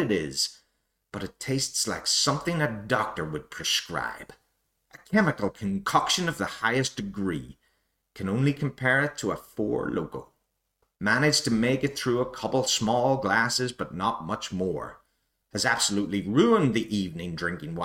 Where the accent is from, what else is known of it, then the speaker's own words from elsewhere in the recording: Lurgan, Northern Ireland, United Kingdom; So I grew up just outside Lurgan, but Lurgan was the closest town to me